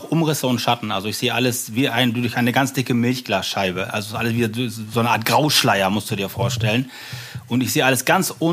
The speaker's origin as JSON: {"language": "German", "country": "Germany", "tie": "born or raised there", "said": "Mein Vater kam aus Sri Lanka und deswegen habe ich diesen sehr ungewöhnlichen Namen. Aber ich bin hier in Deutschland geboren und groß geworden. Meine Mutter ist deutsch, ja. Vater aus Asien."}